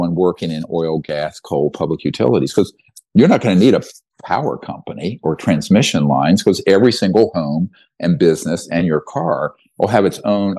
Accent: North Carolina, United States; the guys I grew up with in North Carolina

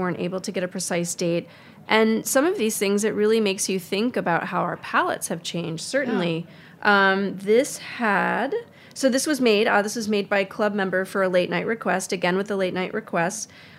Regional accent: Midwest, United States; growing up in the Midwest

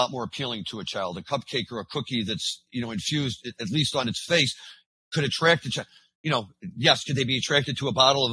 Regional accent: St. Louis, Missouri, United States; I'm from St. Louis or born and raised originally

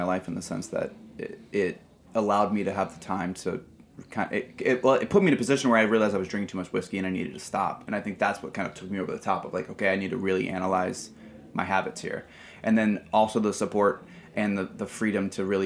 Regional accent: Indianapolis, Indiana, United States; moved away as an adult; now in New York, United States; I'm from Indiana

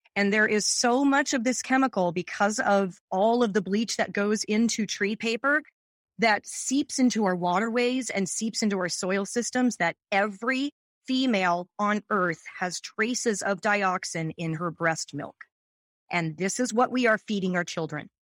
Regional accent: Seattle, Washington, United States; also born or lived in New York / San Francisco; now in Long Beach, United States; I was born and raised in Seattle

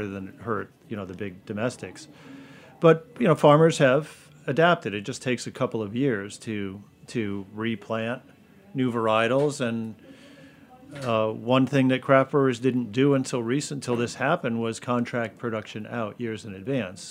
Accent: Connecticut, United States; I'm born and raised in Connecticut, live there now.

